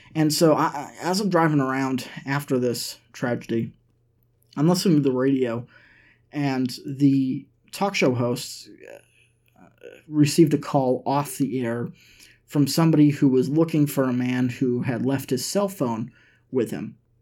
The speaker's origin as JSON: {"language": "English", "region": "Massachusetts", "country": "United States", "tie": "born or raised there", "moved": "yes", "lives_now": "Nashville, United States", "said": "all the way from my home state of Massachusetts"}